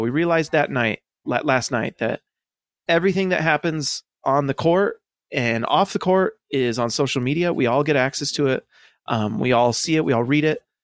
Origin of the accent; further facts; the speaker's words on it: United States; also born or lived in Idaho / Salt Lake City, Utah; I grew up in Idaho and Salt Lake.